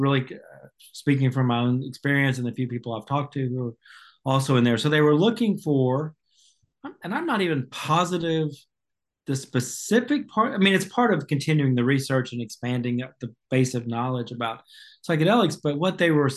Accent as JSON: {"language": "English", "region": "the South", "country": "United States", "tie": "born or raised there", "also_born_or_lived": "Seattle, Washington / Savannah, Georgia", "said": "I'm a Southerner by birth and most of my adult life in the South"}